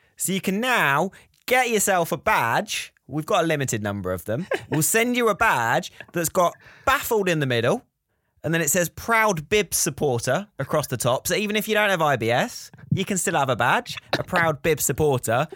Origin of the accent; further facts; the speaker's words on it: United Kingdom; we're British